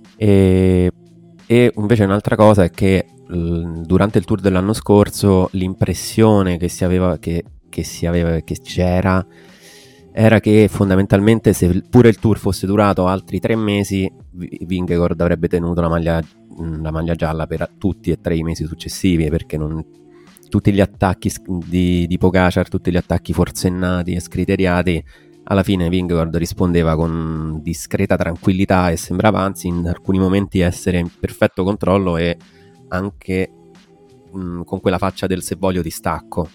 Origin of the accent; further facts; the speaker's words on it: Frascati, Lazio, Italy; accent: pseudo-Roman; also born or lived in Strasbourg; Qualche anno fa ho scelto di essere di Frascati, cioè di rispondere, sono di Frascati. Non che non vivessi già qui praticamente da tutta la vita